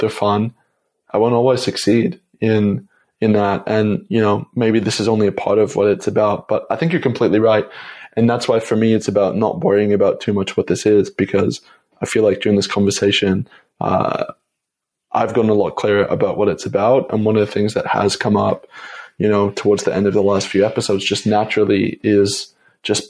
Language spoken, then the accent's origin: English; Toronto, Ontario, Canada; moved away as an adult; also born or lived in Montreal; I went back home to Toronto, or went back to my dad's home and where I grew up in Canada for Christmas